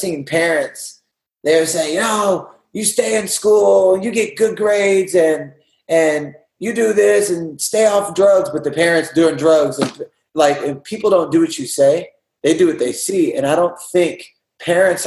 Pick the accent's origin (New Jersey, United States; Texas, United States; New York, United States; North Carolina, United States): Texas, United States; Houston; now in California, United States; I'm from Houston, Texas.